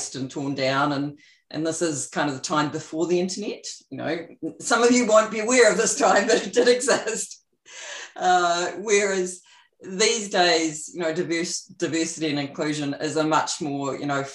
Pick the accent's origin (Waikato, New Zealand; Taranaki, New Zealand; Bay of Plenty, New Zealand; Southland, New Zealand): Taranaki, New Zealand; New Plymouth; moved away as an adult; also born or lived in Auckland / California / Texas; I grew up in New Plymouth and came up to Auckland to do a Bachelor of Engineering